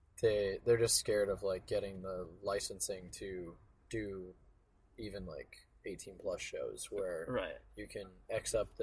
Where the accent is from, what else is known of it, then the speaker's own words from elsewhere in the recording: Candia, New Hampshire, United States; also born or lived in Manchester, New Hampshire; I was born in Manchester, New Hampshire. I lived there until I was like four, and then my parents built a house in Candia, New Hampshire, which is like 15 minutes away.